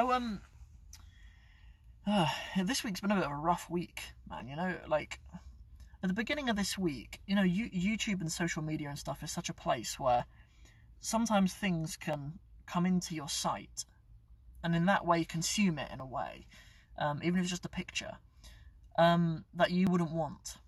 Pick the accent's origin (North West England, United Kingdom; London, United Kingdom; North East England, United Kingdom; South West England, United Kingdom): South West England, United Kingdom; Cornwall; moved away; also born or lived in Northampton; I'm actually from Cornwall. I grew up in Cornwall. I was born here in Northampton. I grew up in Cornwall.